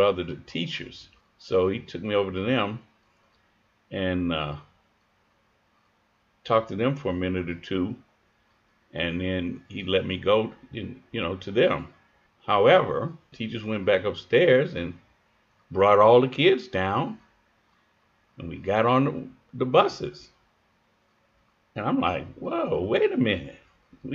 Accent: Chicago, Illinois, United States; also born or lived in Kentucky; I was born and raised in Chicago

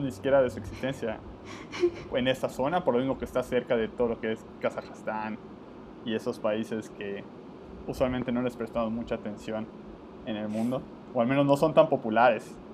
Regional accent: Yucatán, Mexico; los que somos de Yucatán en México

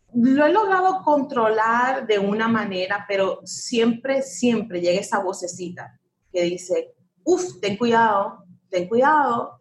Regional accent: United States; un país, mi país, donde yo nací

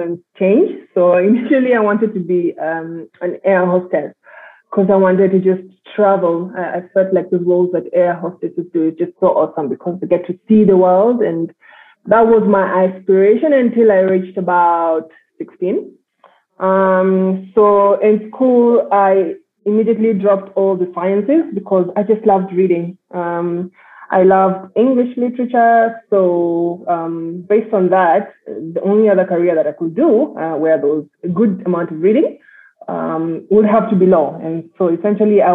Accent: Nairobi, Kenya; also born or lived in London; I was born and raised in Nairobi.

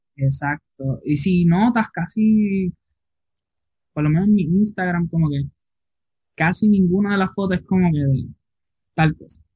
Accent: Isabela, Puerto Rico; now in Aguadilla, Puerto Rico; yo soy de Isabela, Puerto Rico

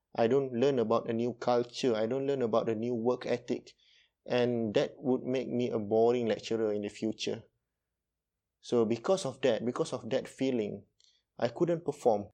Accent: Malaysia; from Malaysia

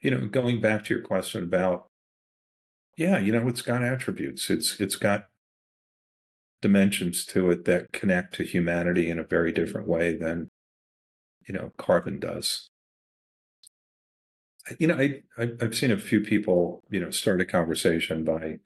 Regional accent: New York City, New York, United States; I grew up in Queens, New York

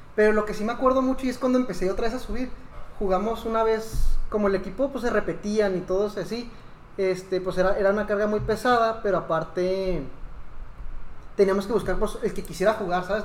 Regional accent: Mexico; soy mexicano.

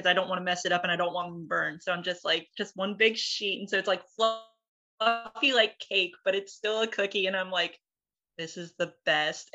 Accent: Dothan, Alabama, United States; my hometown in Dothan, Alabama

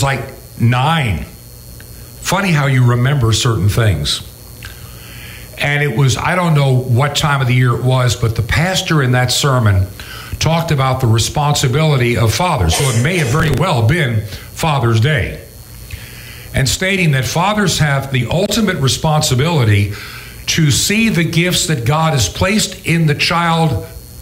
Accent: New York, United States; I was born to an unwed mother, and I was born in New York State, even though I was conceived in California

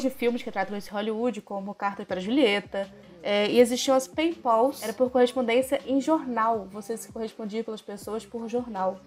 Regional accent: Belém, Pará, Brazil; moved away; Sou de Belém do Pará, do, da famosa terra do …

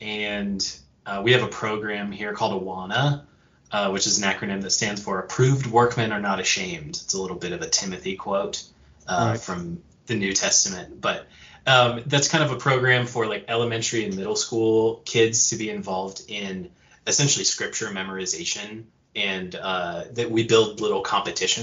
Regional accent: western United States, United States; now in Montana, United States; I hail from the western side of the United States. I'm here in Montana

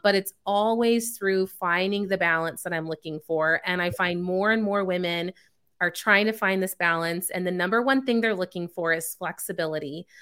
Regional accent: Chicago, Illinois, United States; moved away as an adult; also born or lived in California; now in Texas, United States; I was born out in California, spent the first nine years of my life there, and then the next nine years of my childhood, um, was in the Chicago suburbs

